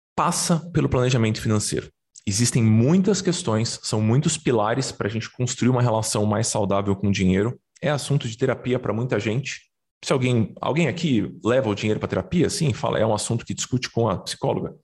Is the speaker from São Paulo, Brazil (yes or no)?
yes; São Paulo, Brazil; Eu cresci no Brás, os paulistanos certamente vão, vão conhecer. É um bairro de, de classe média baixa de São Paulo